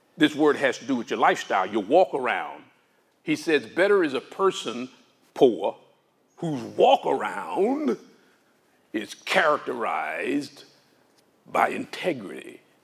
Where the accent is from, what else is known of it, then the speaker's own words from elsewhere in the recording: Arkansas, United States; I grew up in Arkansas.